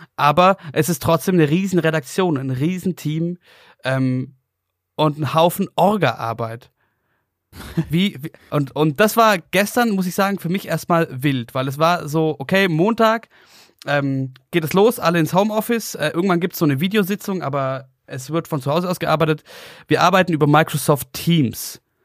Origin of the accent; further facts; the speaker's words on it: Oberstdorf, Bavaria, Germany; now in Munich, Germany; meinen Geburtsort nach Oberstdorf